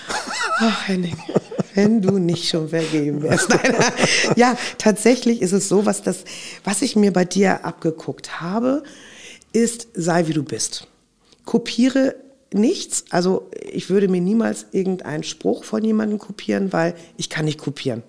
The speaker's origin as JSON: {"language": "German", "region": "Hamburg", "country": "Germany", "tie": "born or raised there", "said": "Aber ich bin ja auch in Hamburg aufgewachsen. Das ist ja auch meine Heimat und mein Herz. Ich bin tatsächlich hier auf St. Pauli geboren"}